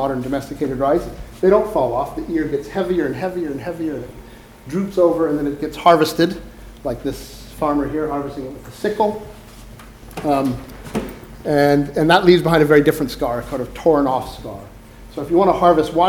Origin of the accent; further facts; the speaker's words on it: California, United States; I grew up in California